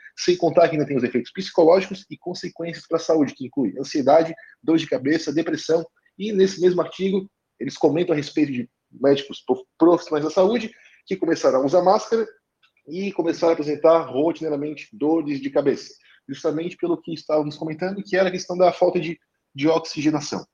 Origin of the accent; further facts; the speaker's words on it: Florianópolis region, Santa Catarina, Brazil; accent: manezinho; Eu moro em, não moro em Florianópolis, mas sou aqui da região, então sou manezinho, como vocês percebem, nós temos a fala um tanto acelerada